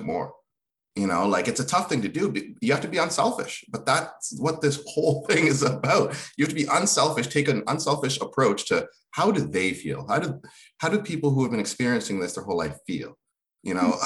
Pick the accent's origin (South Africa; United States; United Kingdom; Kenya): Kenya; moved away; I was born in Kenya